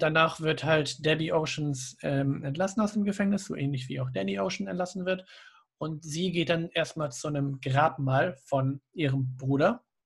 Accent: Germany; für uns als Deutsche

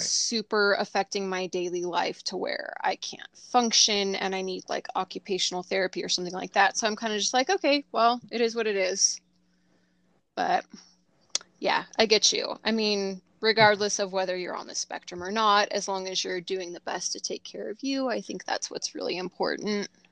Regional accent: Southern California, United States; moved away; I'm originally from Southern California

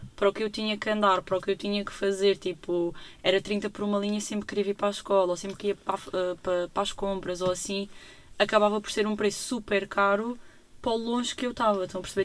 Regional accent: Lagos, Algarve, Portugal; moved away as an adult; now in Faro, Portugal; Eu sou de Lagos, portanto até nem sou assim de tão longe

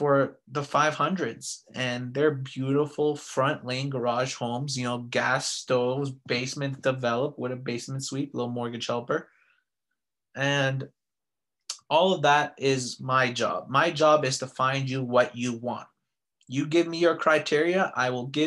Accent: Vancouver, British Columbia, Canada; now in Calgary, Canada; Vancouver is my hometown.

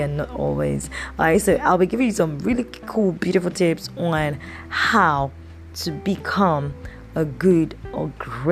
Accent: Nigeria; I'm recording this podcast from, you know, my home country in Nigeria, in Africa.

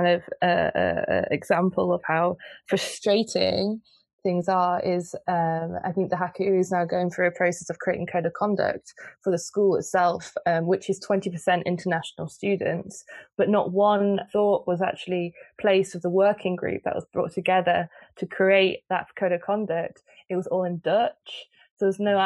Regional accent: United Kingdom; now in Netherlands; I'm British, so I live in the Netherlands and I moved to the Netherlands

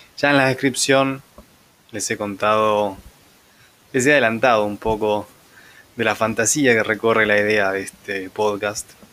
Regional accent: Buenos Aires Province, Argentina; se darán cuenta que soy de Argentina, del centro de Buenos Aires, aunque no puntualmente del centro, sino de una marginalidad llamada conurbano

